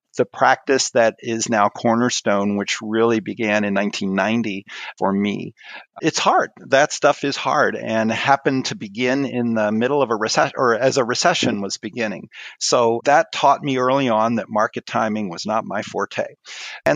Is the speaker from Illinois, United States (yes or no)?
no; Maryland, United States; moved away as an adult; also born or lived in Twin Cities, Minnesota; I grew up in Maryland